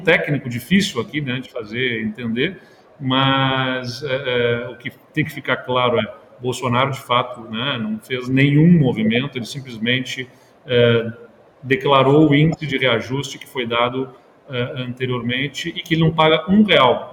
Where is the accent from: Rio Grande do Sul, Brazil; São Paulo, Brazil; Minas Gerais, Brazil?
Rio Grande do Sul, Brazil; Pelotas; eu, particularmente, sou da cidade de Pelotas